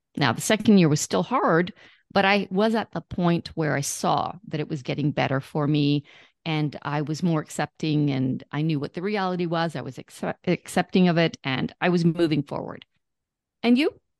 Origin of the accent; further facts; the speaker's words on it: Canada; I'm Canadian